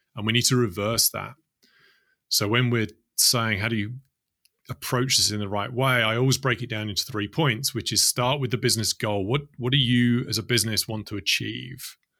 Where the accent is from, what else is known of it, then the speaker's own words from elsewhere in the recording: London, United Kingdom; grew up in the UK, in London